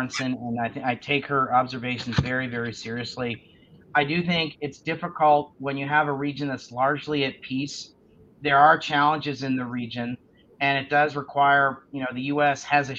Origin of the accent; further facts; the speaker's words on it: United States; I'm embarrassed as an American.